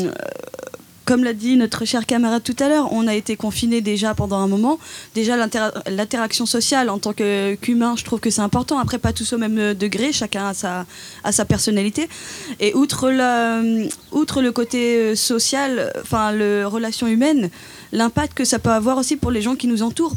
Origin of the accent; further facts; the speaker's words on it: Dijon, Bourgogne-Franche-Comté, France; je viens de Dijon